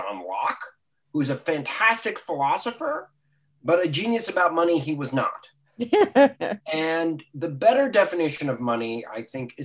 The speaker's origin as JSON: {"language": "English", "town": "Silver Spring", "region": "Maryland", "country": "United States", "tie": "born or raised there", "said": "I grew up in Maryland. I still live in Silver Spring, walking distance to my old high school"}